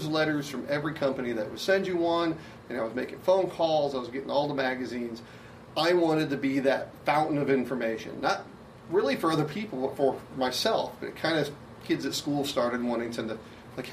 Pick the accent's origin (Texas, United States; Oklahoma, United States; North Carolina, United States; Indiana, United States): Texas, United States; Garland; I was in Garland, Texas, my hometown, where I grew up